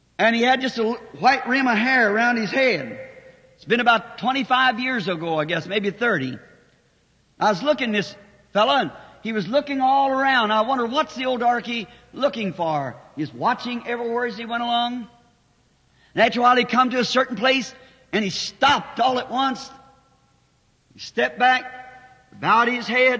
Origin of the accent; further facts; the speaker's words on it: the South, United States; I'm a Southerner